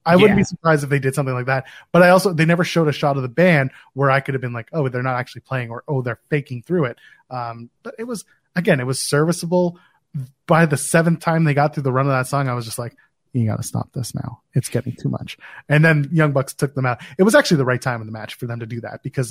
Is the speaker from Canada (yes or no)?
yes; Canada; I'm Canadian